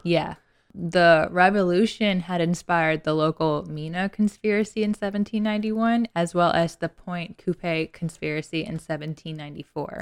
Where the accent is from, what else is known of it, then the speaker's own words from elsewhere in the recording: the South, United States; being from the South